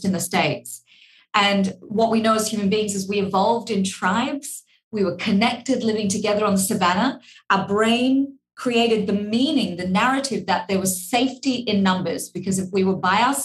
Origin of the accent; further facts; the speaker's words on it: Australia; accent: Australian; my Australian accent